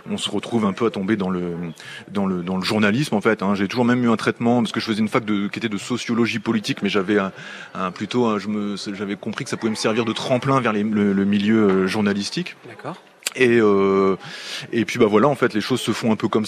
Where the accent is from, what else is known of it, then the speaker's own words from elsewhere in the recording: Sacy-le-Grand, Hauts-de-France, France; moved away as an adult; also born or lived in Amiens; je suis même originaire d'un petit village qui s'appelle sacy grand et qui est un village qui est très connu dans le coin puisqu'il y avait une boîte de nuit.